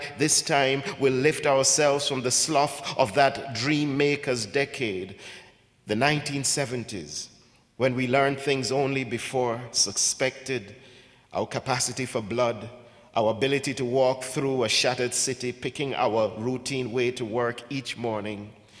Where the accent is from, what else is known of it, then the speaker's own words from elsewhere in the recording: Ghana; also born or lived in England / Jamaica / Canada; now in United States; I grew up in Ghana. I was born in Ghana, lived in England for a bit, lived in Jamaica